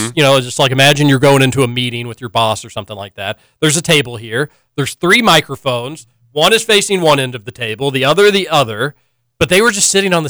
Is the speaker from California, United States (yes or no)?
no; Louisville, Kentucky, United States; Growing up in Louisville